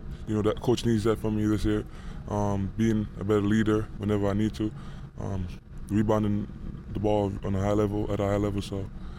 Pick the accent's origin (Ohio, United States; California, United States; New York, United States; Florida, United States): New York, United States; And he's from New Jersey, but I'm from New York, so I used to watch him when I was younger.